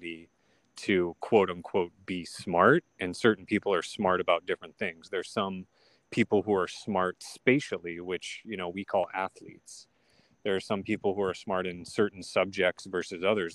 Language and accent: English; Sioux City, Iowa, United States; I was born in Sioux City, Iowa.